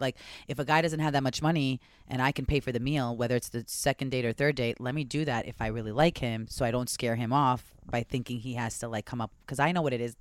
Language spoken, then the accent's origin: English; Long Island, New York, United States; the girls I grew up because on Long Island